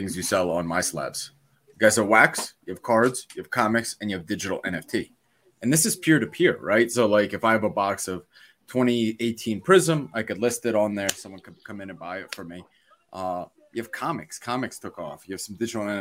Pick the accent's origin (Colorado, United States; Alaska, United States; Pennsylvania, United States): Pennsylvania, United States; Philadelphia; I'm from Philly